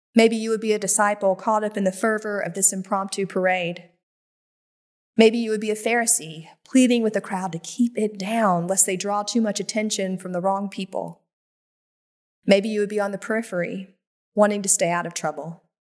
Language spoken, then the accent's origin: English; Greer, South Carolina, United States; It was a freshman class orientation at Greer High School in my hometown in South Carolina